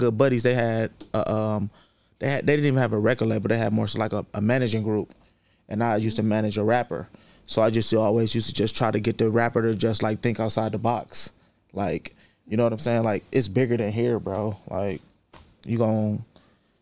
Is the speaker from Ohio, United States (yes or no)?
yes; Cleveland, Ohio, United States; I'm from the St. Clair area, though. I'm from, like, Eddy Road.